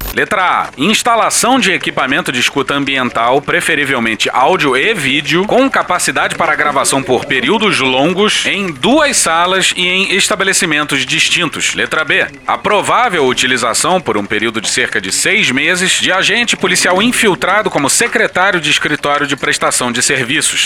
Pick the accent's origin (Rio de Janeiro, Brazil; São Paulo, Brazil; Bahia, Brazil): Rio de Janeiro, Brazil; E eu e Pedro Dalto somos cariocas